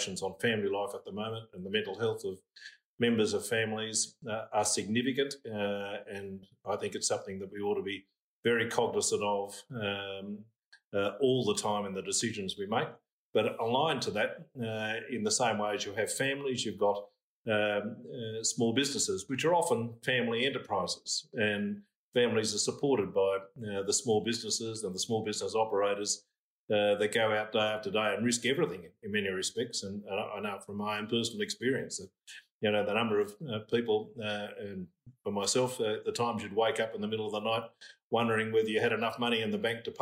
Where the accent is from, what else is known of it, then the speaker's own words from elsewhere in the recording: Moss Vale, New South Wales, Australia; I grew up in Mossvale, went to Chevalier College at Barrel to school